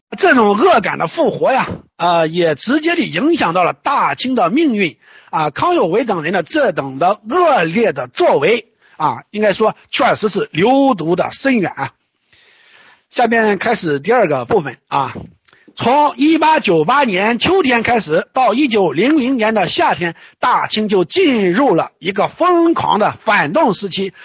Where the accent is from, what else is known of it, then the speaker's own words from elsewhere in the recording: China; 我们中国人